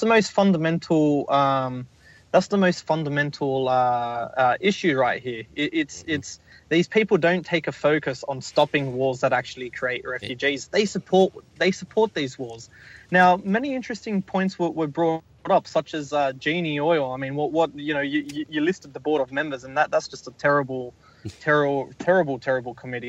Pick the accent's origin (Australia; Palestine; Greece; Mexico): Australia; my home country in Australia